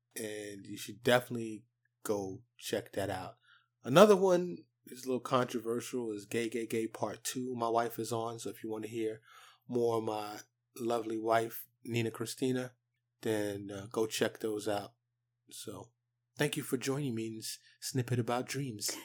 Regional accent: New York City, New York, United States; growing up in Harlem and the Bronx, living in the projects

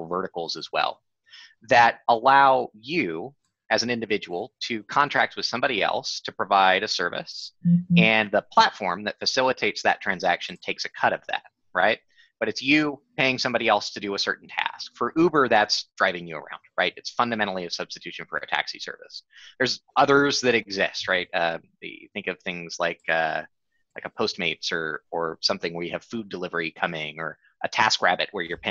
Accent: California, United States; moved away; I grew up in California, most of my family's in California

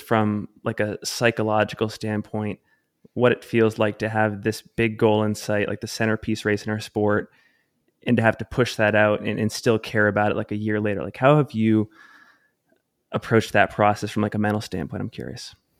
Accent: Salt Lake City, Utah, United States; my hometown, Salt Lake City, Utah.

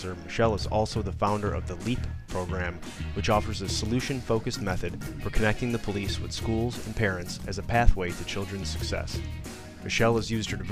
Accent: Chicago, Illinois, United States; I grew up in Chicago

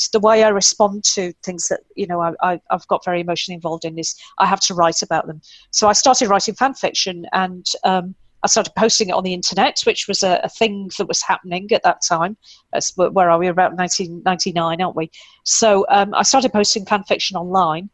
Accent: United Kingdom; being British, if people haven't worked that out yet, I am indeed British

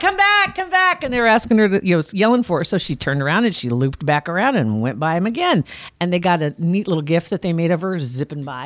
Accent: Ashland, Nebraska, United States; I grew up in Ashland

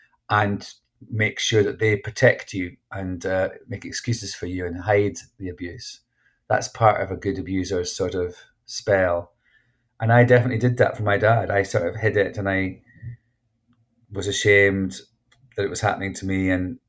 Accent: Scotland, United Kingdom; And I was like, I know, I'm Scottish.

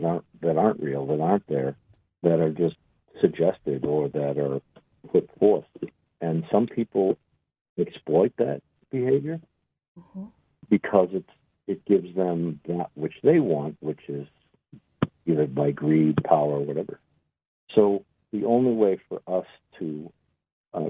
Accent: Boston, Massachusetts, United States; I'm an Irishman from Boston

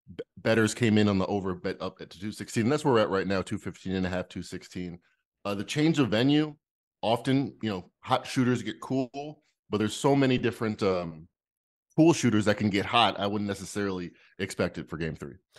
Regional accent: Las Vegas, Nevada, United States; I'm from Vegas, at least I claim to be

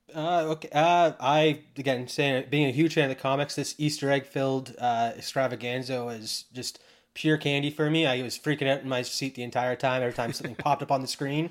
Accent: Canada; being Canadian

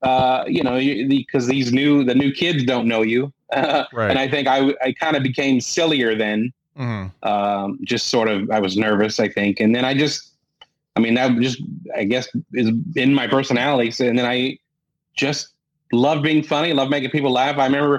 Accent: Columbus, Indiana, United States; Yes, sixth ranked city in the country for architecture, and it's a beautiful town. I mean, they call it Athens on the Prairie is what they call it.

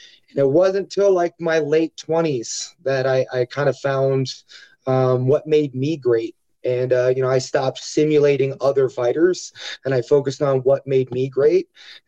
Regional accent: Omaha, Nebraska, United States; I think people assume that, you know, if you're from Nebraska, you're part of the cornfields. But, I grew up in, like, Section 8 housing, single mother

